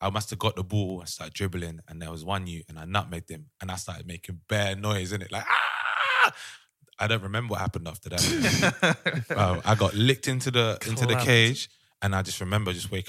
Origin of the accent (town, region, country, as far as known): London, United Kingdom; born or raised there